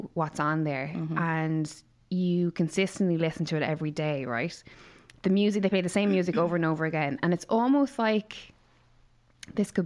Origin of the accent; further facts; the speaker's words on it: Ireland; our heritage as Irish people